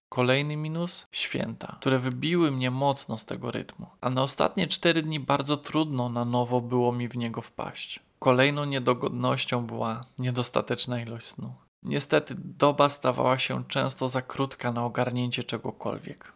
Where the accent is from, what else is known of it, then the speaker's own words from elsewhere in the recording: Płock, Masovian Voivodeship, Poland; Moje rodzinne miasto Płock ma 21 osiedli mieszkaniowych